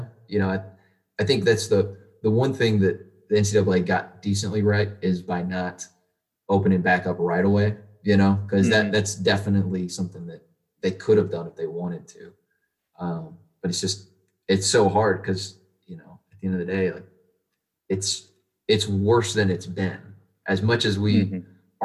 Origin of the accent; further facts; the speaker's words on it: Arlington, Texas, United States; now in Houston, United States; Tarrant County is where I'm from. I'm from Arlington, and me and my wife stayed here in Houston